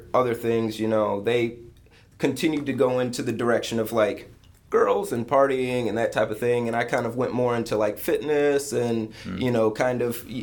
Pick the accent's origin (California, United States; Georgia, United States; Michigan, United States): Michigan, United States; Lansing; grew up in Michigan. Where I grew up in Lansing was considered the armpit of Lansing.